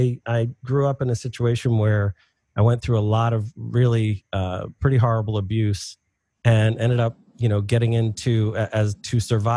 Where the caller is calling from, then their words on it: Philadelphia, Pennsylvania, United States; I am in Philadelphia, Pennsylvania.